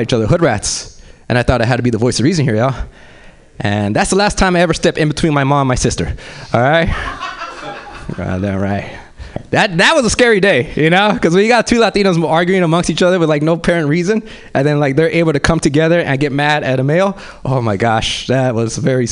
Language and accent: English; Los Angeles, California, United States; I grew up in South Central